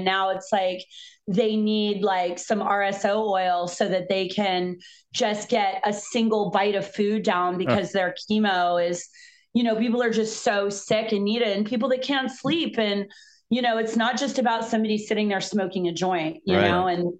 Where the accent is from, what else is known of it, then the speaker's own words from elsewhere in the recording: East Coast, United States; I'm actually originally from the East Coast.